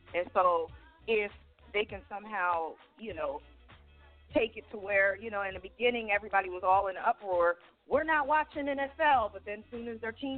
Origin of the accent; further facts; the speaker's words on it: Pennsylvania, United States; I am from, you know, I'm from Pennsylvania, not too far from D.C.